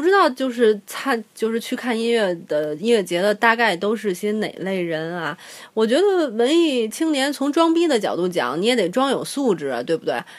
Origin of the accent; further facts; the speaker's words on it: China; 我们中国人